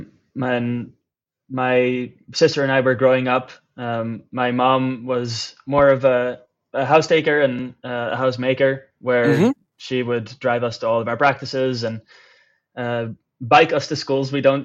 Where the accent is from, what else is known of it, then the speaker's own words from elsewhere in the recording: Amsterdam, North Holland, Netherlands; English is a second language; I am a born and raised Dutchman. I was born in Amsterdam, actually, and haven't moved outside of Amsterdam officially up until this time.